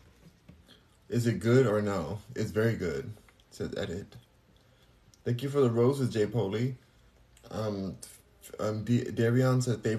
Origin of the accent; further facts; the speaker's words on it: United States; I'm American